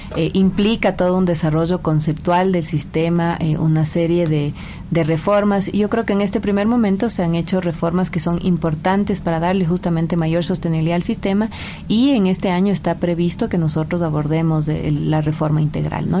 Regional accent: Ecuador; tenemos como sociedad ecuatoriana

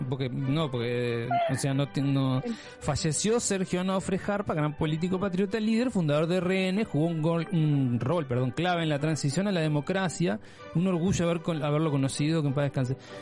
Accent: Uruguay; soy uruguayo, por supuesto, ese es mi país de origen

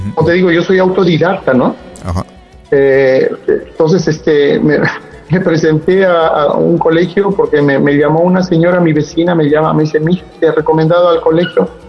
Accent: Cajamarca, Peru; moved away as an adult; also born or lived in Europe; now in Trujillo, Peru; yo soy de Cajamarca

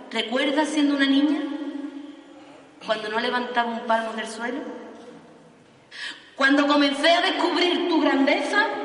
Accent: Fuentes de Andalucía, Andalusia, Spain; Y a mi pueblo, fuente de Andalucía, al que me vio nacer y al que tanto y tanto amo

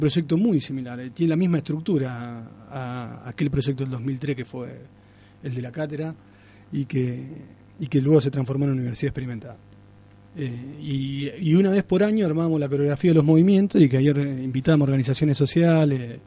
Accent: Alcorta, Santa Fe, Argentina; Yo nací en Alcorta, que es un pueblo acá

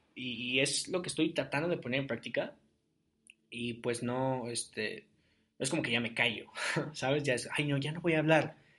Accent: Ciudad Guzmán, Jalisco, Mexico; moved away as an adult; now in Querétaro, Mexico; fui a Guzmán un par de veces, a mi tierra, a mi, a mi, a mi, rancho

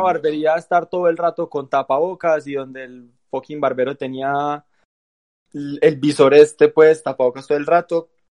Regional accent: Antioquia, Colombia; nuestro grupo de amigos, donde todos somos paisa

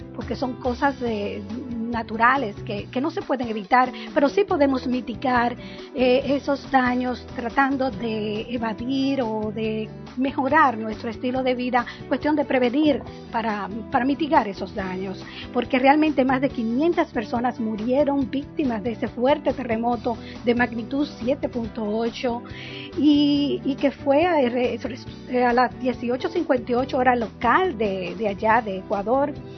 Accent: Dominican Republic; now in Orlando, United States; vengo de la República Dominicana

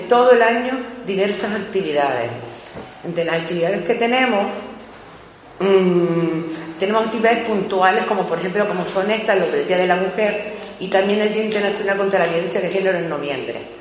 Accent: Bañadero, Canary Islands, Spain; nosotros venimos del pueblo de Bañadero, Bañadero está cerquita de, aquí de, la capital, de las Palmas de Gran Canaria

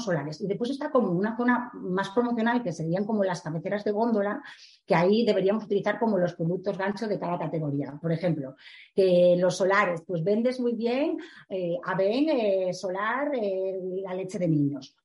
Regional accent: A Coruña, Galicia, Spain; yo soy de La Coruña eh, llevo Galicia

